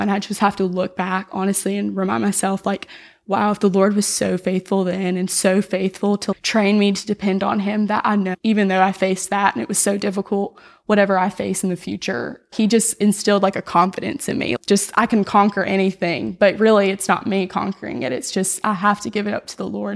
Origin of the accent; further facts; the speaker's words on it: Florida Panhandle, United States; I was raised in Knoxville, Florida, in the Panhandle